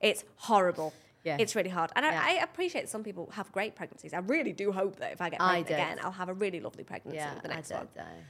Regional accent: United Kingdom; moved away as an adult; now in Dubai, United Arab Emirates; from a similar place in the UK

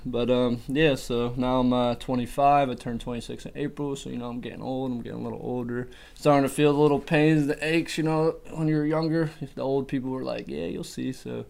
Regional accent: Berwick, Pennsylvania, United States; also born or lived in Queens, New York; I lived in Berwick. I lived in the area since I was 11. I was born in Queens, New York. I moved around a little bit when I was a kid. And, kind of settled into Berwick when I was about 11.

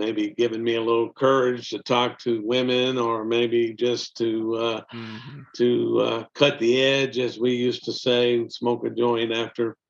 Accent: Mississippi Gulf Coast, United States; moved away as an adult; also born or lived in Nashville, Tennessee; we made a decision to move back home to the Mississippi Gulf Coast in 2002.

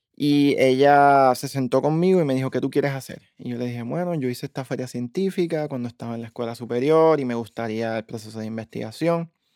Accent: Bayamón, Puerto Rico; moved away as an adult; also born or lived in Dallas, Texas; now in Massachusetts, United States; mi pueblo natal

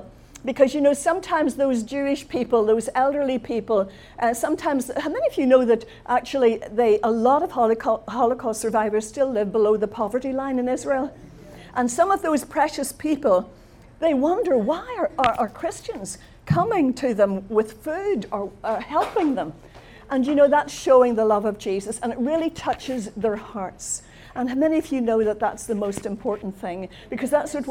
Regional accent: Belfast, Northern Ireland, United Kingdom; also born or lived in London; I come from Belfast in Northern Ireland. I left Northern Ireland to go to London on promotion when I was in my 20s.

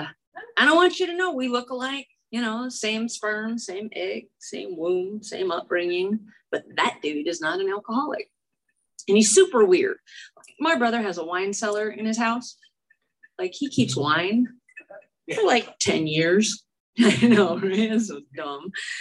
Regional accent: Chicago, Illinois, United States; now in California, United States; I am also from Chicago. I am from Chicago. I used to talk like I was from Chicago. And then I moved to California and they all made fun of me.

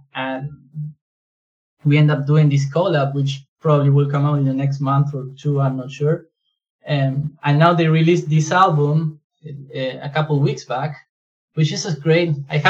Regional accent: Argentina; now in Canada; I'm based in Canada, I'm from Argentina.

